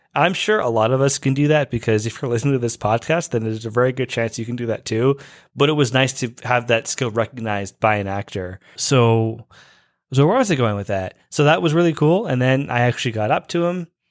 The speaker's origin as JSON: {"language": "English", "country": "Canada", "lives_now": "Toronto, Canada", "said": "I am Canadian and I'm actually in Toronto"}